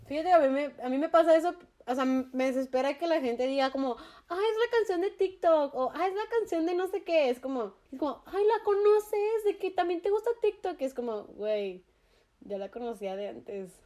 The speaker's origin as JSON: {"language": "Spanish", "country": "Mexico", "said": "como mexicanos"}